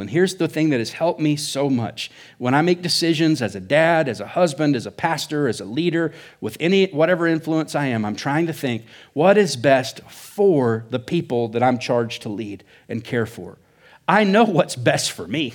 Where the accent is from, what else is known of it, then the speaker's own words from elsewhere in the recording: Oklahoma, United States; now in Surprise, Arizona, United States; I think Oklahoma's the Midwest or South. I don't know. But that's where I come from. That's why I talk funny